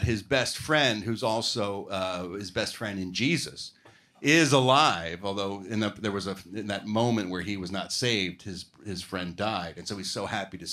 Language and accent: English; Philadelphia, Pennsylvania, United States; moved away; Philadelphia, Pennsylvania, my hometown.